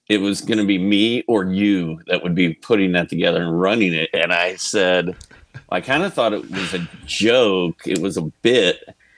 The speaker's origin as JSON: {"language": "English", "town": "Indianapolis", "region": "Indiana", "country": "United States", "said": "I'm from Indianapolis"}